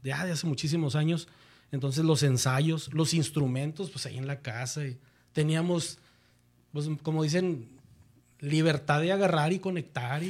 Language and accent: Spanish; Monterrey, Nuevo León, Mexico; yo soy de Monterrey, Nuevo León